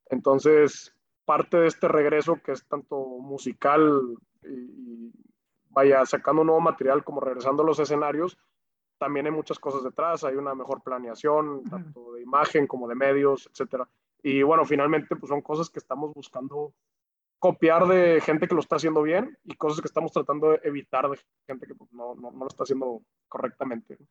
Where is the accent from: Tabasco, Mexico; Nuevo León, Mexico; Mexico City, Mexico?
Nuevo León, Mexico; Monterrey; Nosotros ahí somos orgullosamente regios